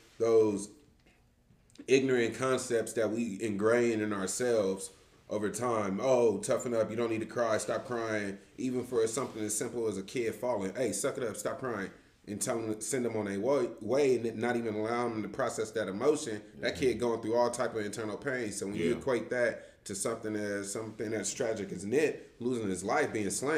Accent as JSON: {"language": "English", "town": "Los Angeles", "region": "California", "country": "United States", "tie": "born or raised there", "said": "growing up in the Crenshaw community ever since a kid, since I was born. I mean, I've always stayed in the Crenshaw"}